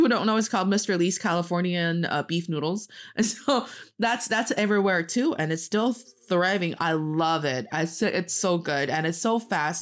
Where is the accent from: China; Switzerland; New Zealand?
China; Northeast China; English is a second language; now in Beijing, China; I am from the northeast part of China, proudly repping Dongbae, and I'm talking to you from Beijing